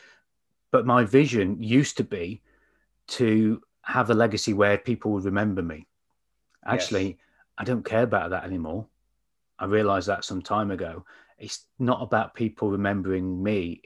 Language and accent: English; Mansfield, East Midlands, United Kingdom; I come from Mansfield